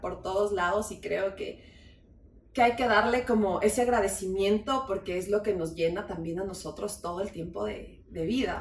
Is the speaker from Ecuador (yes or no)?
yes; Ecuador; como ecuatorianos